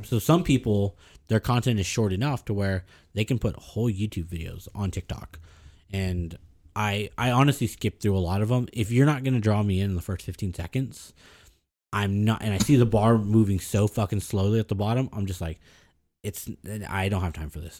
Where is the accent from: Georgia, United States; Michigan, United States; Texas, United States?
Texas, United States; the Valley, South Texas border, United States; I consider myself born in Mexico. I was born on the border.